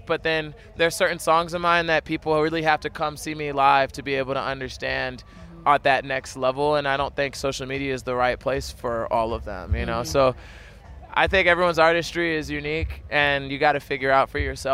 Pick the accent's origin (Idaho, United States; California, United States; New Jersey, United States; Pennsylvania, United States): New Jersey, United States; Burlington; now in Nashville, United States; my hometown in Burlington, New Jersey